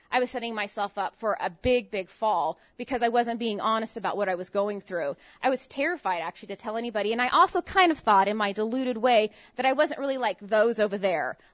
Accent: San Francisco Bay Area, Northern California, United States; I grew up in Northern California

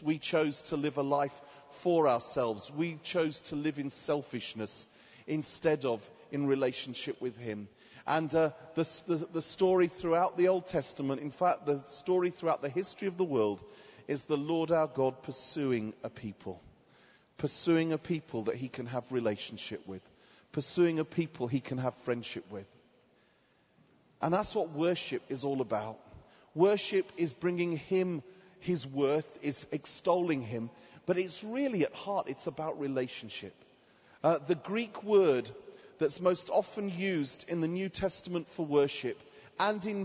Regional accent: Watford, East of England, United Kingdom; So I'm from England, a town just outside of Watford. Just outside of London, called Watford

